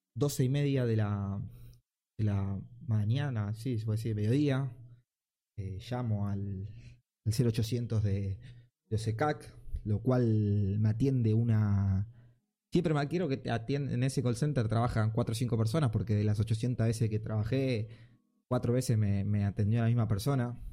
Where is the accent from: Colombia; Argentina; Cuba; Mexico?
Argentina; mi país